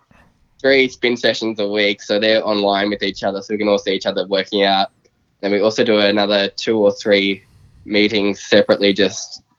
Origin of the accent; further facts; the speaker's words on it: Muswellbrook, New South Wales, Australia; I'm in my kitchen in home, my hometown of Musselbrook.